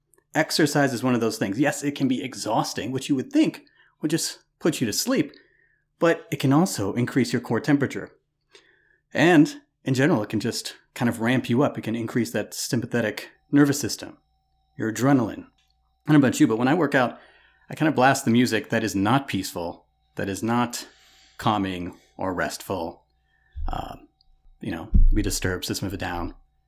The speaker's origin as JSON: {"language": "English", "region": "Louisiana", "country": "United States", "moved": "yes", "said": "I'm not used to living in the tundra. I didn't come from the tundra. I moved to Ohio from Louisiana."}